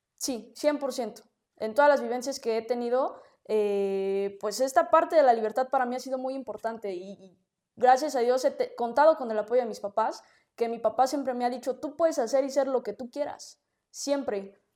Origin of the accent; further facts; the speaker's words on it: Mexico City, Mexico; nací en la Ciudad de México